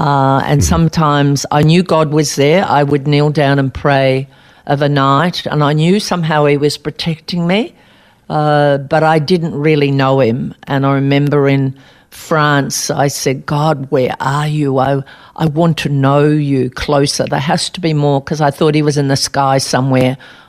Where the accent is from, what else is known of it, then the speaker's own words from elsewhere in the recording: Albury, New South Wales, Australia; Well, I was born in Albury, New South Wales, and it was a great tennis centre. I happened to live across the road from 24 grass tennis courts